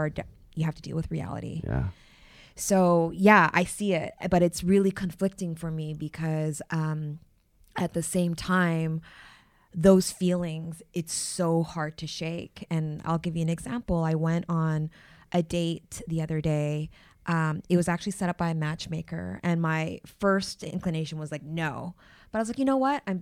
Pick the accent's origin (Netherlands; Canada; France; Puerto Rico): Canada; I am from Canada.